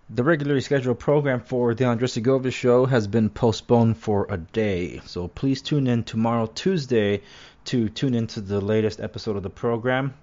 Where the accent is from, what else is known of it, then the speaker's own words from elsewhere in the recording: Los Angeles, California, United States; now in Orange County, United States; even though I live in Orange County, I was born and raised in Los Angeles